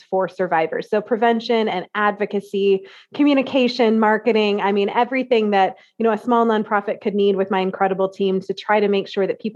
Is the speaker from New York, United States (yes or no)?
no; central Iowa, United States; I am from a teeny tiny small town in central Iowa